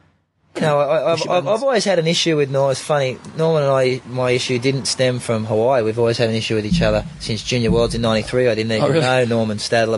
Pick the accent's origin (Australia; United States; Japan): Australia; I'm an Aussie, even I got a bit of Kiwi blood